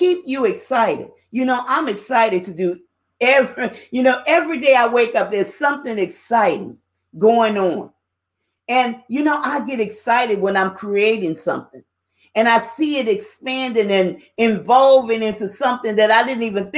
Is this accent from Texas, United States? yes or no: no; New Orleans, Louisiana, United States; I'm a Louisiana girl. I was born and raised in New Orleans, Louisiana